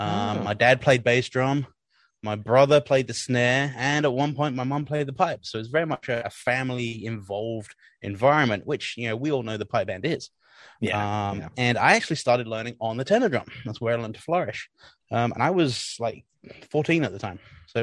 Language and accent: English; Woking, South East England, United Kingdom; I was born and raised in there in England, a town called Woking in Surrey.